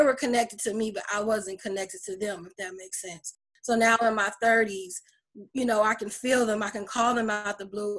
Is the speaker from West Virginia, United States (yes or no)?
no; Chicago, Illinois, United States; also born or lived in Detroit; now in Lafayette, United States; I was born in Detroit, Michigan, raised in Chicago, Illinois, and I'm currently in Lafayette, Indiana. I've been here for 3 years.